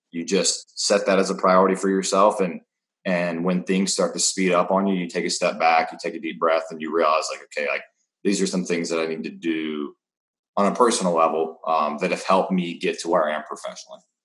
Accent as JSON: {"language": "English", "region": "North Carolina", "country": "United States", "tie": "born or raised there", "also_born_or_lived": "Arizona", "moved": "as an adult", "said": "I grew up in North Carolina. I've been there my entire life"}